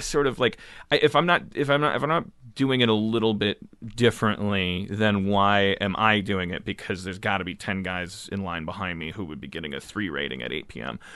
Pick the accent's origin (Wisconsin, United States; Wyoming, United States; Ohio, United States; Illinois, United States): Wisconsin, United States; Milwaukee; moved away as an adult; now in Los Angeles, United States; I grew up in Milwaukee, and then I came here about fifteen years ago.